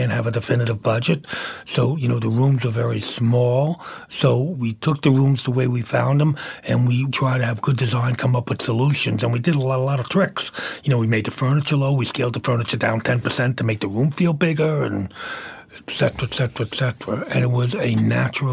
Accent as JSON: {"language": "English", "town": "New York City", "region": "New York", "country": "United States", "also_born_or_lived": "Manhattan", "moved": "yes", "said": "I came from Brooklyn"}